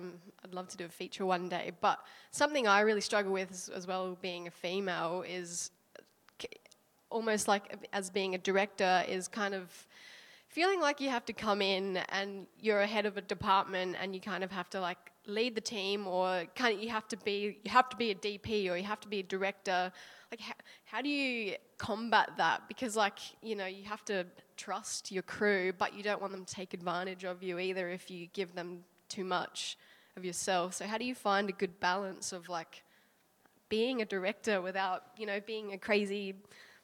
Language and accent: English; Adelaide, South Australia, Australia; also born or lived in Sydney; now in New Zealand; I'm from Adelaide originally. I've been living in Sydney for the last couple of years, and I've just moved here to New Zealand.